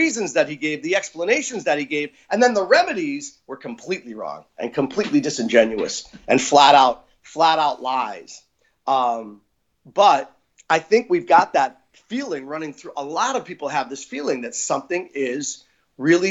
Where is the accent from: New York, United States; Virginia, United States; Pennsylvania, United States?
Pennsylvania, United States; the places where we grew up in Pennsylvania